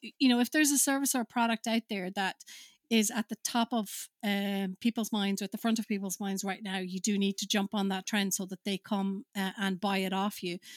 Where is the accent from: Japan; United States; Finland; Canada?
Finland; moved away; I'm originally from Finland